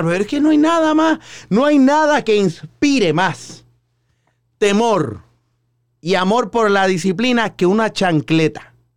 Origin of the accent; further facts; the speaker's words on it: San Juan, Puerto Rico; yo soy de Río Piedras, Puerto Rico